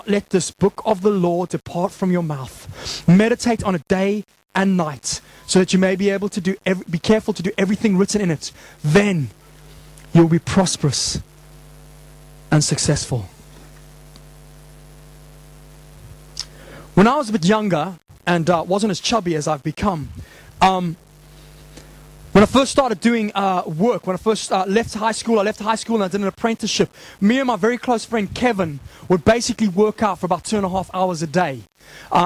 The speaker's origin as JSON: {"language": "English", "country": "Zimbabwe", "tie": "born or raised there", "moved": "yes", "said": "growing up in Zimbabwe"}